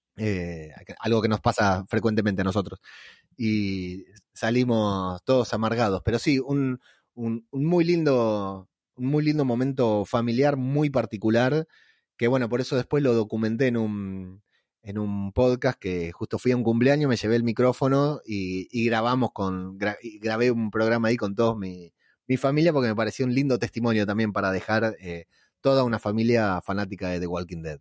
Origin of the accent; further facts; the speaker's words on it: Lanús, Buenos Aires Province, Argentina; es la casa donde me crié, o sea, al fondo de la casa de mi tío está la casa donde yo me crié, todos somos de acá de Lanús